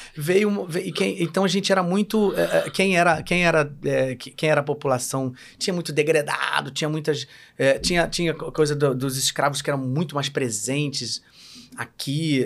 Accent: Rio de Janeiro, Brazil; eu sou carioca

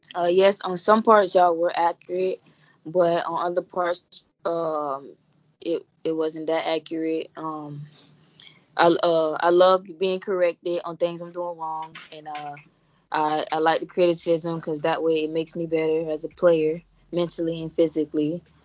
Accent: Florida, United States; I'm from Florida, born and raised

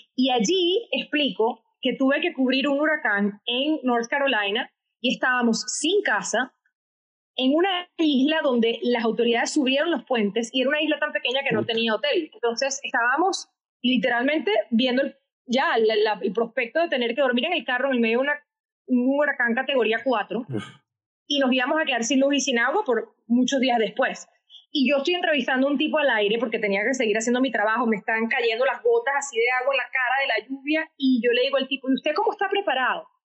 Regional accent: Caracas, Capital District, Venezuela; first language Spanish; moved away as an adult; now in United States; quiso mandar a un campamento con mucho esfuerzo económico en Minnesota, desde Caracas, para que yo aprendiera inglés

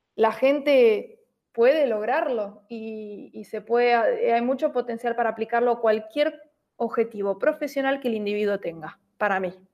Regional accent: Buenos Aires, Argentina; soy de Buenos Aires, Argentina.

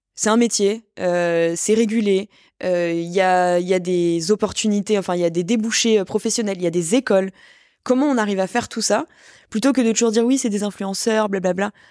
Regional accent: France; now in Paris, France; je suis née en France, je suis plutôt bien lotie, je gagne bien ma vie, je suis à Paris

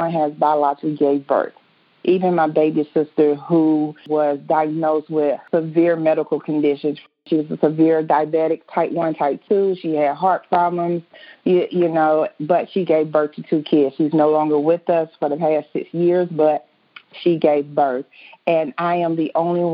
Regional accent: Indianapolis, Indiana, United States; I am from Indianapolis, Indiana

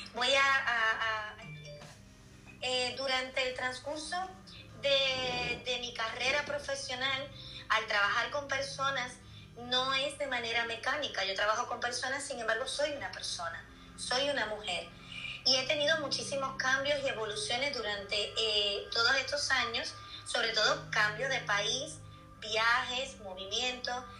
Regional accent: Puerto Rico; moved away as an adult; now in Seville, Spain; soy de Puerto Rico, también al igual que Mimi, y llevo 12 años viviendo aquí en Sevilla

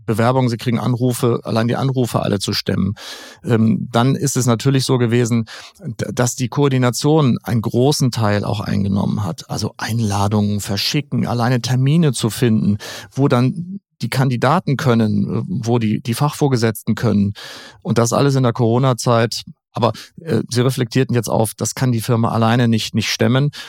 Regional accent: Schleswig-Holstein, Germany; na klar, jeder möchte in mein Heimatland Schleswig-Holstein wunder wunderschön

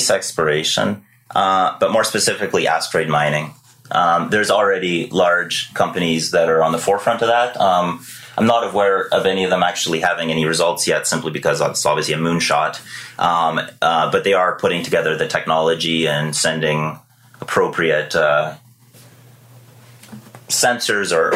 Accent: Victoria, British Columbia, Canada; also born or lived in Surrey, British Columbia; I was born in Surrey, BC. Grew up there until, you know, I can't even remember exactly, but give or take 10 years old. And then we moved here to beautiful Victoria, British Columbia

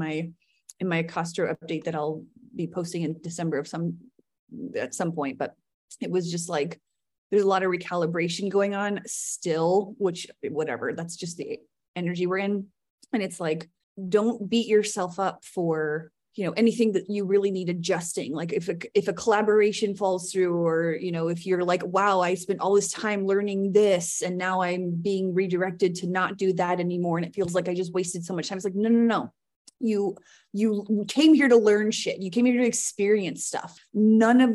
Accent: Richmond, Indiana, United States; moved away as an adult; also born or lived in Seattle, Washington / Missoula, Montana; Richmond, Indiana, which is where I live now, my hometown

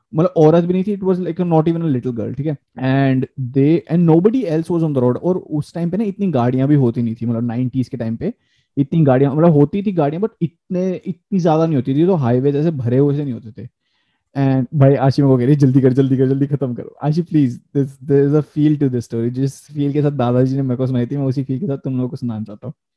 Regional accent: India; accent: Indian; now in Canada; मैं अपना accent Indian रखता हूँ अगर मैं दूसरे लोगों से बात कर रहा हूँ तो मेरा एक्सेंट इंडियन ही रहता है

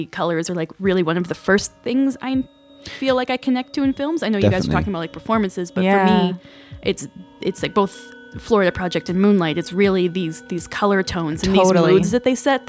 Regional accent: Morinville, Alberta, Canada; I grew up in Morinville in a small town, right?

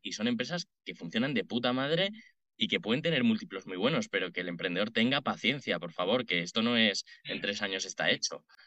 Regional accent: Madrid, Community of Madrid, Spain; also born or lived in Dublin; nací en Madrid, vivo en Madrid

